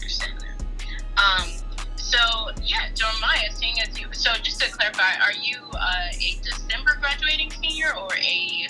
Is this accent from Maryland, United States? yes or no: yes; Maryland, United States; moved away as an adult; I went to Morgan State. I'm from Maryland.